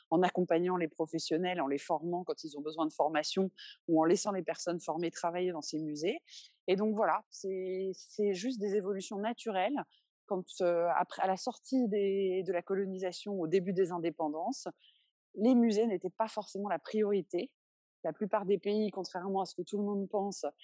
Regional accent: Benin; Au Bénin, on fait ce qu'on veut de notre patrimoine

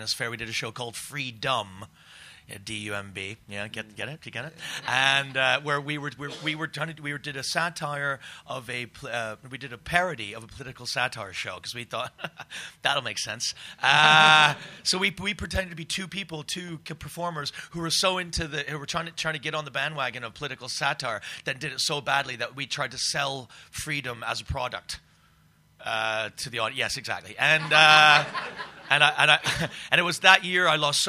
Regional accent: Canada; also born or lived in Scotland; I was born in Scotland, actually, but I grew up in Canada. I'm an immigrant

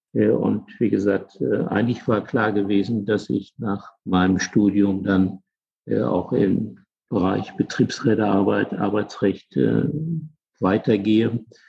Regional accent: Germany; now in Bremen, Germany; Ich bin ja groß geworden in der Eifel, in einer total schwarzen Gegend

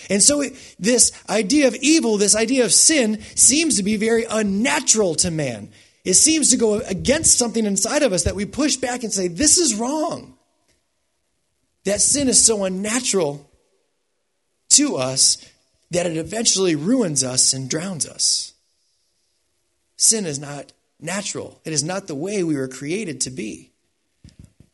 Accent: United States; I was raised in the United States, so I think like an American

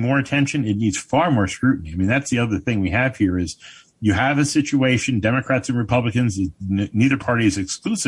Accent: Paterson, New Jersey, United States; I was born in Patterson

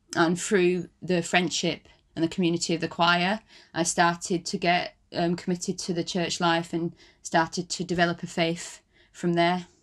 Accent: Wigan, North West England, United Kingdom; moved away as an adult; now in London, United Kingdom; I'm from Wigan, um, and I was brought up in a Christian community

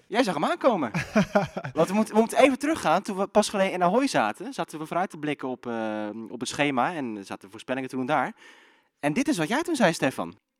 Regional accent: Zeeland, Netherlands; ik kom zelf uit Zeeland

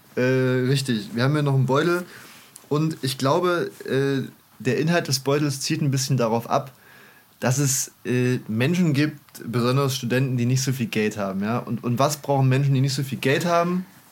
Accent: Germany; bei uns in Deutschland

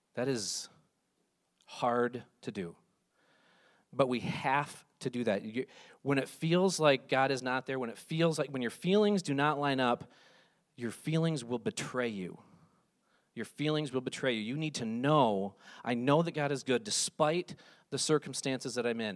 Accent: Ludington, Michigan, United States; I grew up in West Michigan in the town of Ludington.

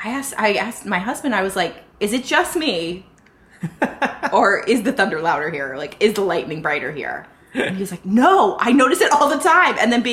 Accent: New Orleans, Louisiana, United States; moved away as an adult; also born or lived in Chicago; I grew up in New Orleans. So 18 years in New Orleans and then college through the beginning of my career in Chicago.

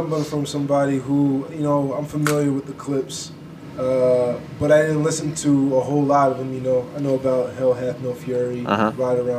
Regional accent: Virginia, United States; I'm from Virginia, where ain't shit

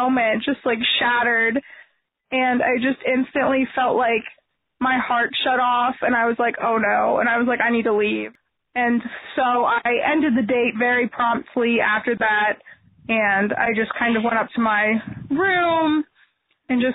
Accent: Cincinnati, Ohio, United States; We've been married 2.5 months, and we are from Cincinnati, Ohio

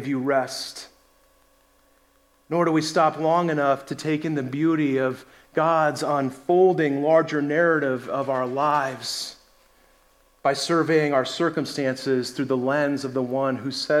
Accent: Colorado, United States; moved away; also born or lived in North Carolina; I grew up in Colorado

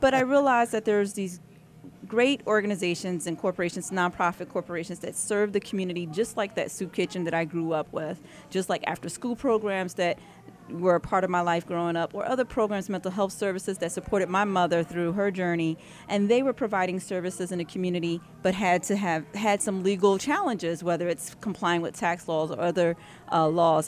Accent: New Jersey, United States; now in Pennsylvania, United States; I grew up in New Jersey, so I'm originally a Jersey girl.

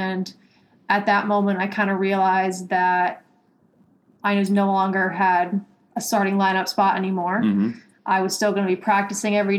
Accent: Stonington, Connecticut, United States; moved away as an adult; also born or lived in West Virginia; now in Boston, United States; I grew up in Stonington, Connecticut

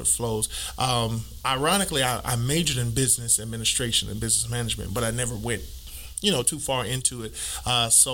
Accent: New York City, New York, United States; we were in Brooklyn, New York. I was born in Brooklyn.

